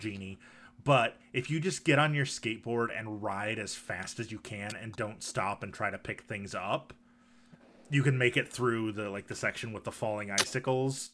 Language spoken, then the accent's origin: English; Michigan, United States; I grew up in Michigan, and hockey is definitely a thing there.